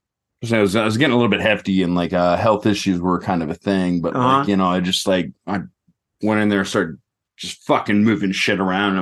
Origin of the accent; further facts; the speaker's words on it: United States; now in Japan; I am still the biggest guy there because I'm American.